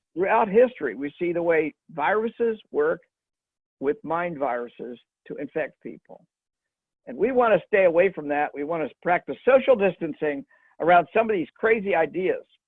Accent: Kansas, United States; my home state, Kansas

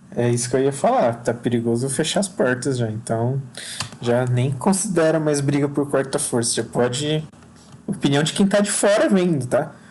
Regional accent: Joinville, Santa Catarina, Brazil; moved away as an adult; now in Marília, Brazil; eu nasci em Joinville e morei minha, grande parte da minha vida lá

